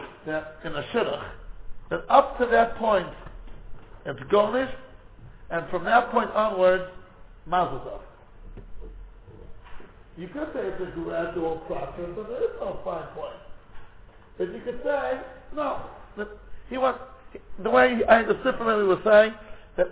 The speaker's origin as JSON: {"language": "English", "country": "United States", "said": "as an American"}